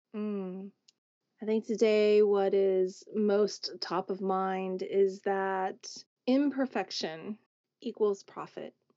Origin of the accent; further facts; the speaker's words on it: Oklahoma, United States; growing up in Oklahoma